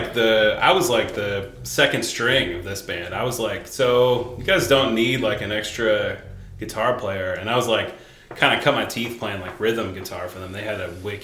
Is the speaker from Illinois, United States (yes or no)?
no; Louisville, Kentucky, United States; I've been here my whole life.